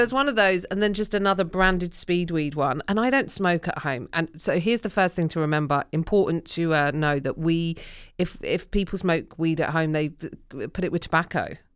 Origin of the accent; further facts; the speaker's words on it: United Kingdom; my Britishness